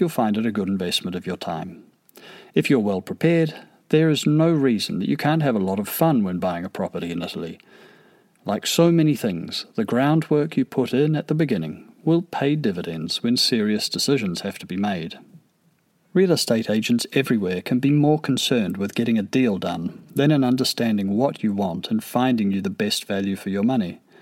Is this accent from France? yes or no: no; New Zealand; I'm a New Zealander